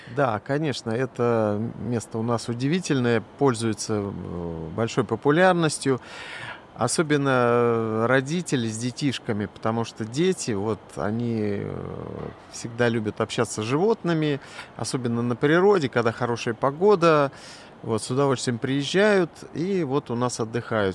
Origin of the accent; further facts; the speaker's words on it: Moscow, Russia; also born or lived in Chukotka; я москвич